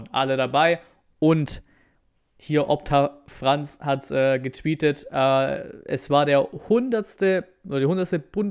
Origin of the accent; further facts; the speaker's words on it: Dortmund, North Rhine-Westphalia, Germany; Ich komme ja aus Dortmund, da ist das ja auch ganz cool